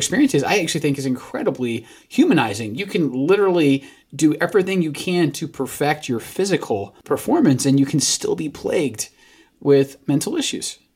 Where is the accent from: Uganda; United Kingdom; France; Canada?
United Kingdom; Scotland; moved away as an adult; now in United States; got exported from America to Scotland where I grew up